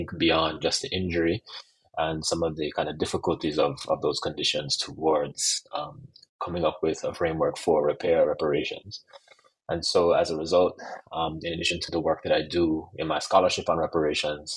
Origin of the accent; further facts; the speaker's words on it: Jamaica; I'm also Jamaican